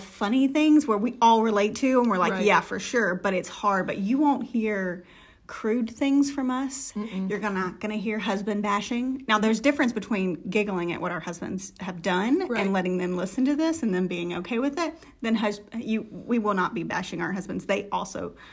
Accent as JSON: {"language": "English", "region": "the South", "country": "United States", "said": "We're from the South, but don't talk like that."}